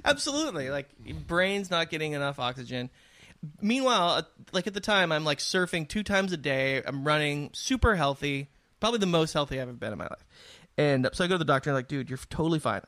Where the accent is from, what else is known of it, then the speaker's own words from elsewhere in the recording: San Diego, California, United States; I grew up in San Diego in this beautiful area